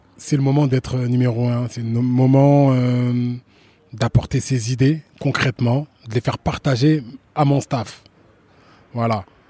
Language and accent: French; France; je, suis né en France, j'ai grandi en France